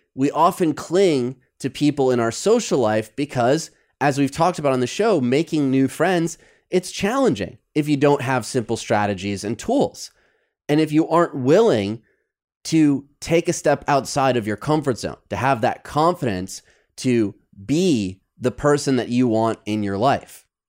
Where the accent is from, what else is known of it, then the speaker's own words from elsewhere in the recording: Michigan, United States; also born or lived in New York City; now in Los Angeles, United States; my friends from back home in Michigan